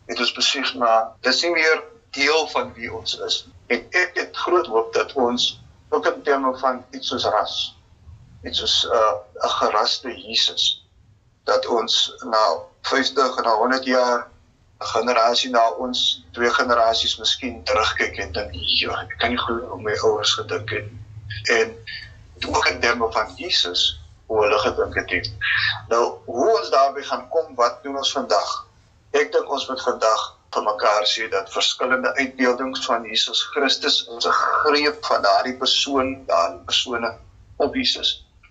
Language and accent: Afrikaans; South Africa